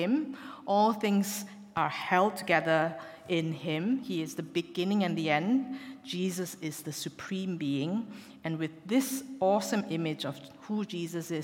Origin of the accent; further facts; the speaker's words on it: Malaysia; moved away as an adult; also born or lived in Glasgow, United Kingdom; now in Exeter, United Kingdom; I am from Malaysia, and I came over to the UK to do my university medical degree at Glasgow University